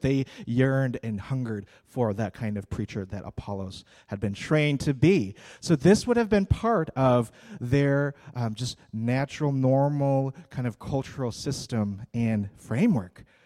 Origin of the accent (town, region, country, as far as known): United States